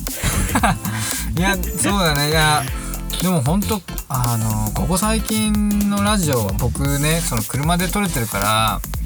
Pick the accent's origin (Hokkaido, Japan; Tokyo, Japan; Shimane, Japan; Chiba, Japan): Hokkaido, Japan; moved away; 僕の実家とかは、まあ、そんなに JR の恩恵を感じれるポイントじゃなかった